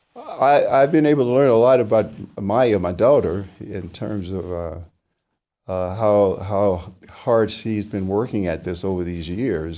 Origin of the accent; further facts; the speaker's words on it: La Porte, Texas, United States; moved away; from LaPorte, Texas, and, uh, the city of LaPorte did not have a school accommodations for black students beyond the eighth grade